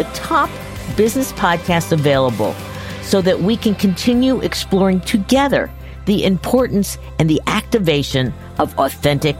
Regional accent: Long Island, New York, United States; moved away; I'm an ex-New Yorker. I grew up in New York, grew up on Long Island.

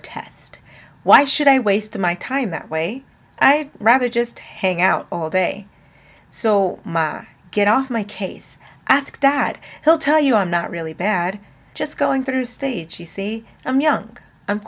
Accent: the South, United States; I am from the South

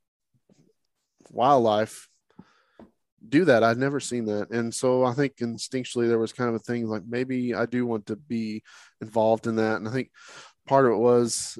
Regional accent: Oklahoma, United States; I'm from Oklahoma

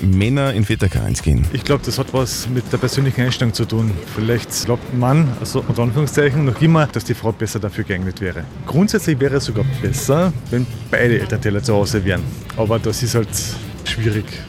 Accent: Upper Austria, Austria; bei uns in Oberösterreich

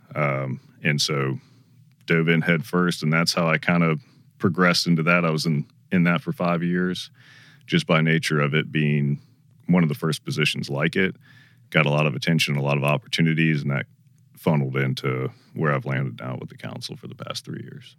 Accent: Georgia, United States; I grew up in Georgia

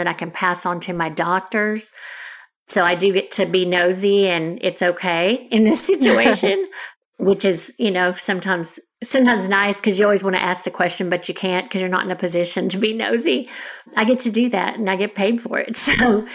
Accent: Denton, Texas, United States; also born or lived in Houston, Texas; I moved back to the area where I grew up in Denton, which is where I work now

